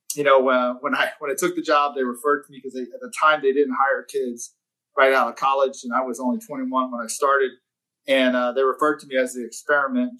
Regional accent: Texas, United States; I'm from Texas

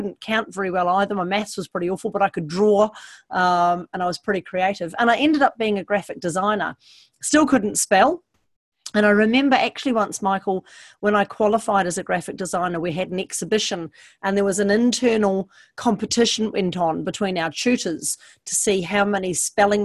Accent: Hunua, Auckland, New Zealand; born or raised there

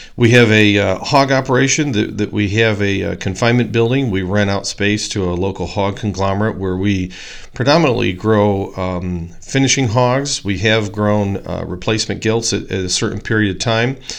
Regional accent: Poplar Grove, Illinois, United States; I grew up in Poplar Grove, Illinois

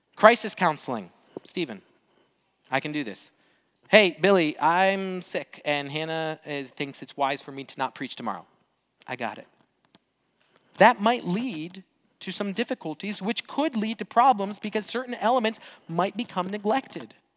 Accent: Brazil; moved away; I grew up in Brazil

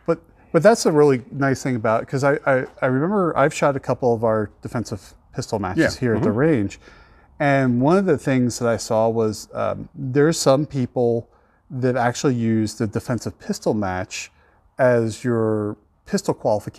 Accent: East Coast, United States; moved away; I grew up on the East Coast

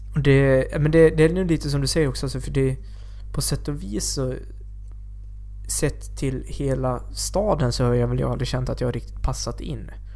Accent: Borlänge, Dalarna County, Sweden; nu är jag uppvuxen på landsbygden utanför Borlänge

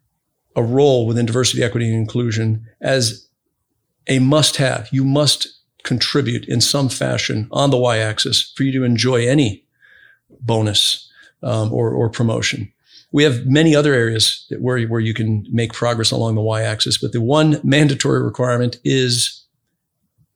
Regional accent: Brazil; now in United States; I grew up in Brazil

